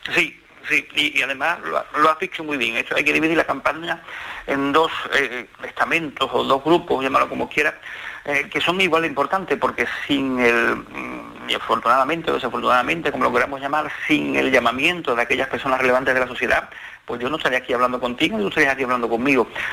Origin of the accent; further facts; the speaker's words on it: San Fernando, Andalusia, Spain; mi tierra